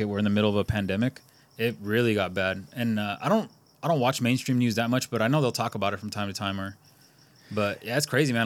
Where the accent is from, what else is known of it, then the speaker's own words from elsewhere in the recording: California, United States; we grew up in California